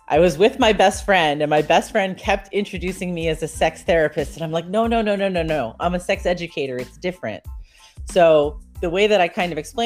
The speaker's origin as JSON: {"language": "English", "region": "New York", "country": "United States", "moved": "yes", "lives_now": "Augusta, United States", "said": "I live in Augusta, Georgia, but I'm originally from New York"}